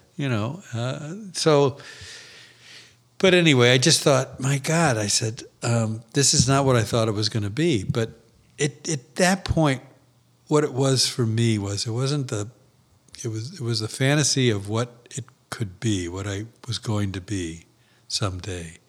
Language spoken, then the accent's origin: English; St. Louis, Missouri, United States; my hometown